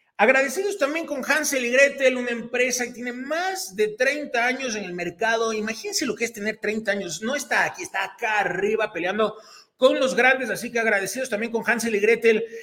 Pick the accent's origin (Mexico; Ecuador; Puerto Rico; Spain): Ecuador; nosotros como ecuatorianos tenemos una marca emblema que es Fioravanti